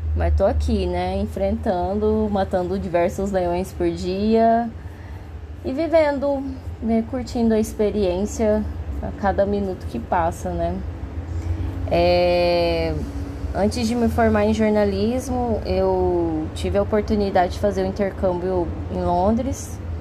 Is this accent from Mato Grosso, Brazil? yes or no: yes; Cuiabá, Mato Grosso, Brazil; moved away as an adult; now in São Paulo, Brazil; na minha cidade natal, que é Cuiabá, lá no Mato Grosso